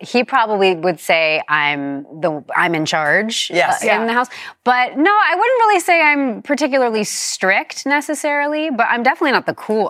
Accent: New York, United States; I grew up in New York

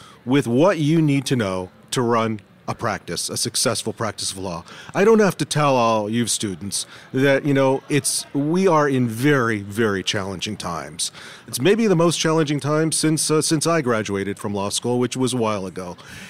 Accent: Washington, District of Columbia, United States; I'm …, and I am from Washington, D.C.

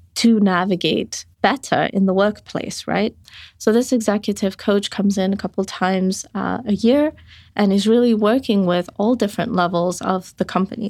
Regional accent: Botswana; moved away; I grew up in Botswana where we were in the nineties dealing with an H I V epidemic

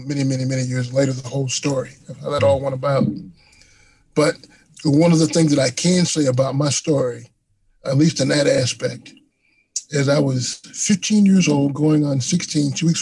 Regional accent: Tampa, Florida, United States; now in Chicago, United States; I'm from Tampa, Florida. That's my hometown

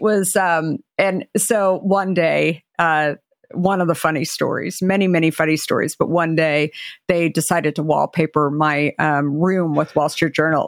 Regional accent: Arizona, United States; now in Marin County, United States; growing up in Arizona

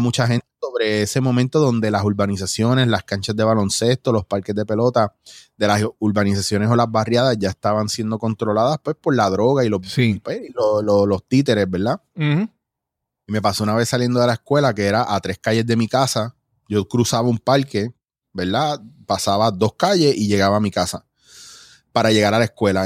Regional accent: Mayagüez, Puerto Rico; also born or lived in New York / Ponce / Cabo Rojo / San Germán; cuando yo vengo de Nueva York, bien chiquitito, yo me crio en Ponce. Y fue cuando entré a primero, primero, segundo grado, que entonces ya estaba en Mayagüez

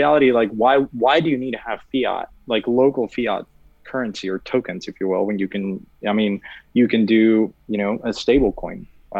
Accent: Mexico; Well, I'm from Mexico, as you guys know. And to me, like, most people don't want to hold their savings in pesos.

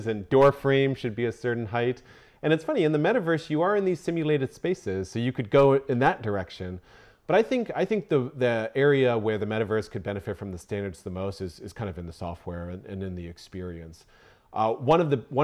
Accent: Florida, United States; now in Fort Collins, United States; I grew up in Florida

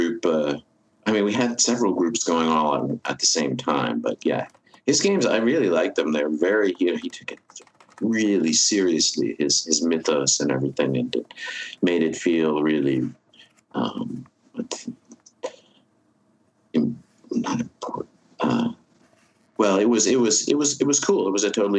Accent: Berkeley, California, United States; I grew up in Berkeley. I went to high school in Berkeley

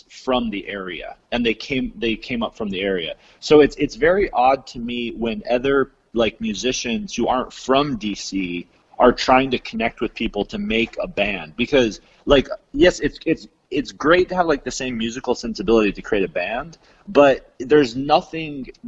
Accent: Utah, United States; also born or lived in California; I'm originally out from Utah and California.

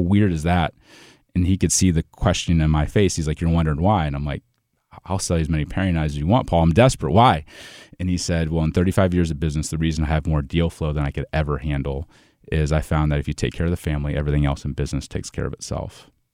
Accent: Ohio, United States; moved away as an adult; also born or lived in Saint Louis area, Illinois; now in Saint Louis, United States; I'm originally from Ohio, but I live in Saint Louis now on, on the, uh, on the Illinois side

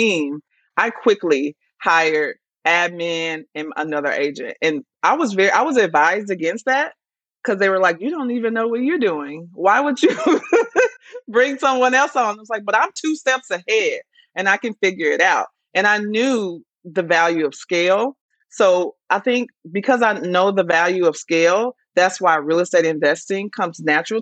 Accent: Dallas, Texas, United States; now in Atlanta, United States; I'm actually from Dallas originally, Texas

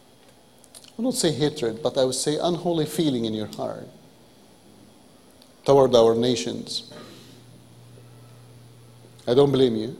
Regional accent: Egypt; English is a second language; moved away; as an Egyptian

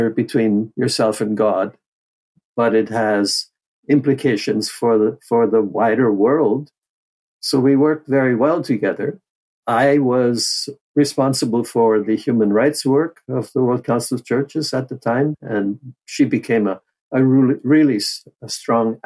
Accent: Hamilton, Ontario, Canada; moved away as an adult; also born or lived in Geneva, Switzerland / Pyongyang, North Korea; I grew up in Hamilton, Ontario

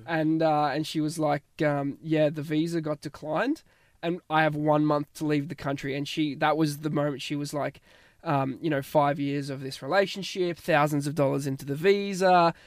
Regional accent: Australia; moved away as an adult; now in Ireland

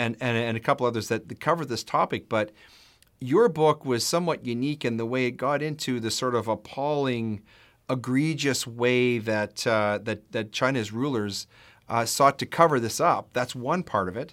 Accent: Canada; I am a husband, a father, a lawyer, a Christian, and a proud Canadian.

